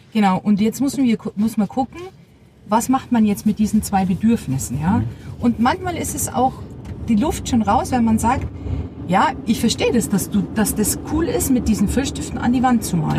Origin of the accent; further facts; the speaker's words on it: Bavaria, Germany; ich bin ja äh, bayerisches Mädchen, auch so erzogen